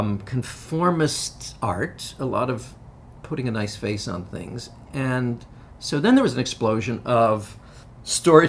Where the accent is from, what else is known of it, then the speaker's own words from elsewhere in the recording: New York, United States; I grew up in New York, a polyglot city